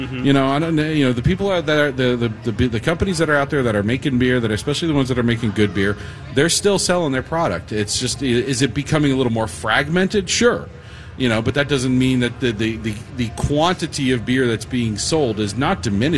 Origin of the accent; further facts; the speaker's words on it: St. Paul, Minnesota, United States; You St. Paul snob over there. I'm from St. Paul.